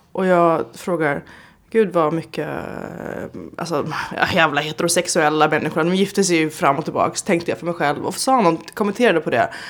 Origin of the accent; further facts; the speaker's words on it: Stockholm, Stockholm County, Sweden; moved away as an adult; now in Berlin, Germany; hemma i Stockholm